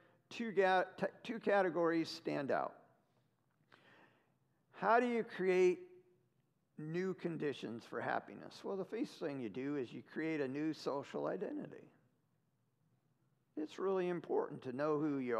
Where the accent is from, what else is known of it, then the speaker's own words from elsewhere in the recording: the Northwest, Pacific Northwest, United States; moved away as an adult; also born or lived in Ohio; I'm from the Northwest